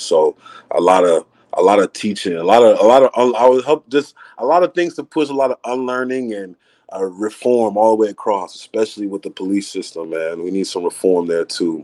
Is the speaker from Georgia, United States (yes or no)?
yes; Acworth, Georgia, United States; also born or lived in Atlanta, Georgia; I'm originally from uh, Atlanta, Georgia. Grew up in Acworth, Georgia.